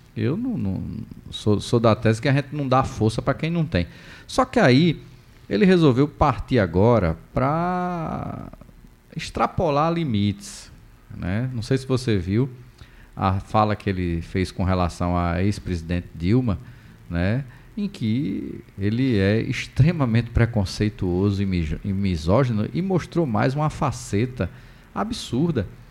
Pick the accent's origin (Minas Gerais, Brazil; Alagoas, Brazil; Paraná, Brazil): Alagoas, Brazil; Maceió; moved away; à minha cidade natal